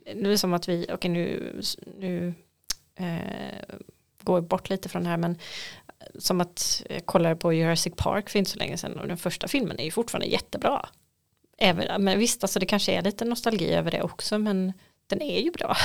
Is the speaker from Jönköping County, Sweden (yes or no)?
yes; Nässjö, Jönköping County, Sweden; biblioteket i Nässjö, eh, där jag kommer ifrån